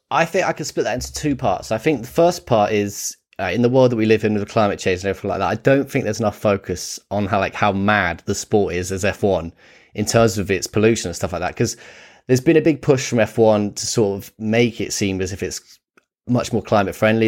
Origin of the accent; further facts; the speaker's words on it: United Kingdom; growing up in Britain